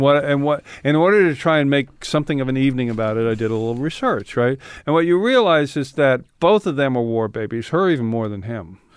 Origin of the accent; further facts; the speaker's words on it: San Francisco, California, United States; moved away as an adult; also born or lived in England; I grew up in San Francisco